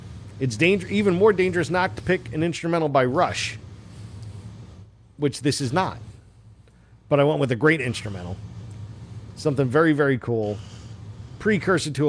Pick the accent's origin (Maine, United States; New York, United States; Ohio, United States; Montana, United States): New York, United States; Long Island; now in California, United States; I'm from Long Island.